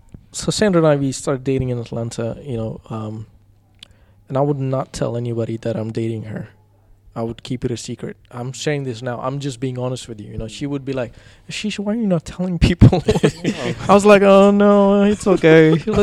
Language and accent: English; India; there's nothing that we say she's white or I'm like brown and I'm like from India, whatever.